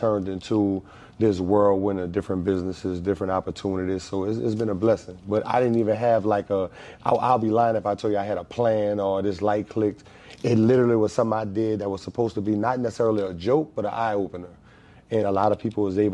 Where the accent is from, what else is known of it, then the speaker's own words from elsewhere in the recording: Marrero, Louisiana, United States; I'm actually a West Bank cat, man. I'm from Marrero Project